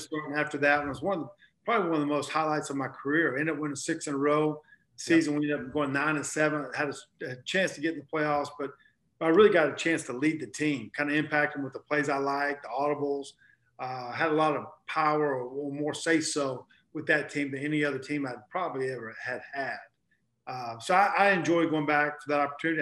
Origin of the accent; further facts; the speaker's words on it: North Carolina, United States; I grew up basketball player in North Carolina